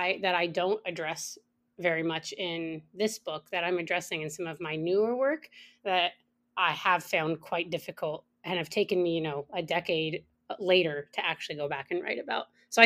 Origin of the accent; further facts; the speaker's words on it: United States; moved away as an adult; now in Canada; I am monolingual. I am an Anglophone, and I really want to work on that. I took French. You know, I grew up in the States, so French wasn't as much of a, a thing. And I moved to Canada when I was 25.